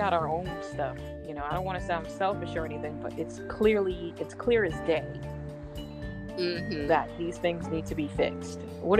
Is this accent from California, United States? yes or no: no; Boston, Massachusetts, United States; also born or lived in Florida; I grew up in Boston, originally from Florida.